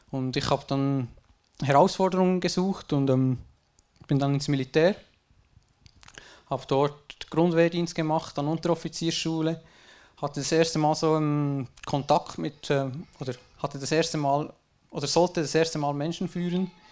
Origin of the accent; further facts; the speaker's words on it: Switzerland; geboren bin ich in einem schön vertrauten kleinen Dorf in der Schweiz. Äh, ich sage, ich hatte eine gute Kindheit, schön behütet von den Eltern und so.